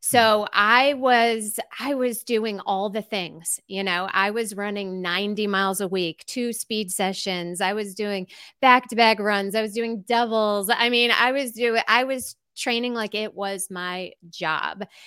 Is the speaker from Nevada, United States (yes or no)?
no; Glen Ellyn, Illinois, United States; moved away as an adult; now in Asheville, United States; I'm originally from Glen Ellen, Illinois